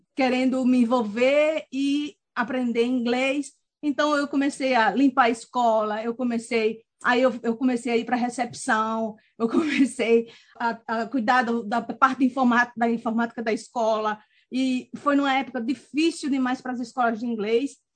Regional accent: Maceió, Alagoas, Brazil; moved away as an adult; also born or lived in Angicos, Rio Grande do Norte / Natal, Rio Grande do Norte; now in New Zealand; É, nasci em Angicos, de, com sete anos fui para Maceió. Então, passei de sete a quinze anos em Maceió. E aí, voltamos para Natal

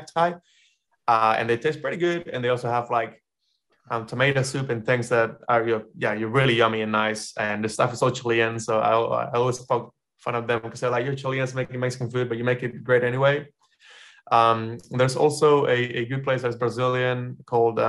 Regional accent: Panama; moved away as an adult; now in New Zealand; I will be working from my house, my hometown.

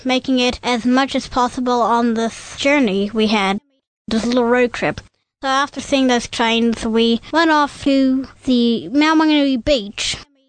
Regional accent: Hamilton, Waikato, New Zealand; since I'm from Hamilton

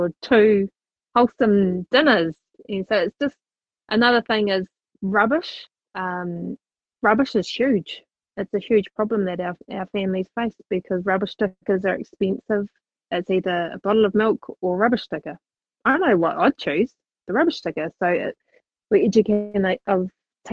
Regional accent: Christchurch, Canterbury, New Zealand; moved away; Born and bred in Christchurch

